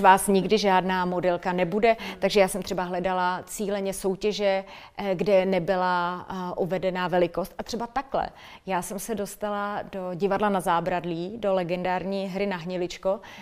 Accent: Litoměřice, Ústí nad Labem Region, Czechia; A já jsem holka z malého města, já jsem holka z Litoměřic

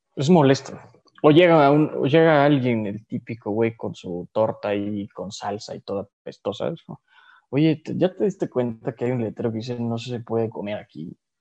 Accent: Mexico; also born or lived in Andalusia, Spain; vengo de México

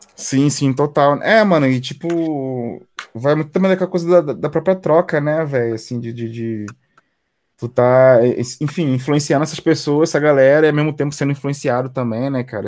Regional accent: Brazil; also born or lived in Belfort; cresci ali em São Francisco, ali que é do lado do, do, do teu bairro também

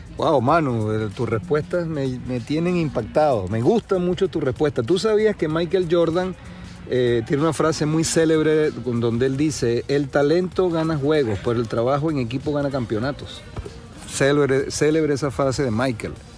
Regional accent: Margarita Island, Nueva Esparta, Venezuela; moved away; los que venimos de Venezuela pues especialmente de la isla de Margarita

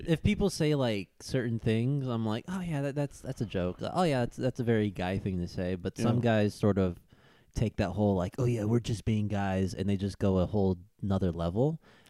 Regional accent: Garden Grove, California, United States; Man, I grew up in Garden Grove, California, man.

